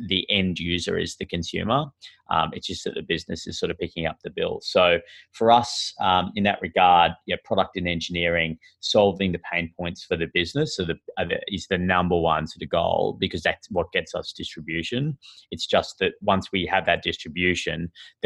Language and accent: English; Australia; accent: Australian; moved away as an adult; now in San Francisco, United States; you can tell from my sort of funny accent that I'm Australian, and I moved here recently this year